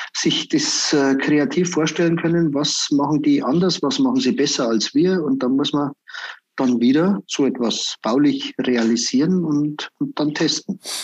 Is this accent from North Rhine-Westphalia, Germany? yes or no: no; Berchtesgaden, Bavaria, Germany; bei uns in Berchtesgaden